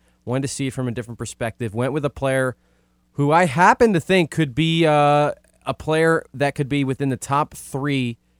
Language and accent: English; New Orleans, Louisiana, United States; born and raised in New Orleans. It's not in the city, but it doesn't take as long.